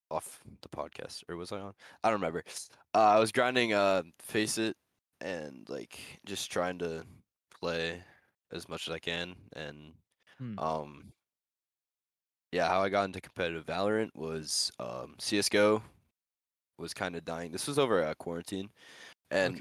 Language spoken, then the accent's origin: English; United States; I'm from America.